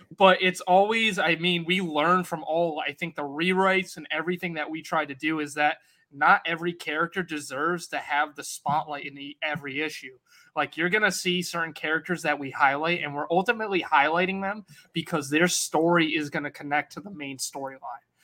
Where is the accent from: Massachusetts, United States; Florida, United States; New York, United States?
Massachusetts, United States; Worcester; I am from the Northeast, so I'm from Worcester, Mass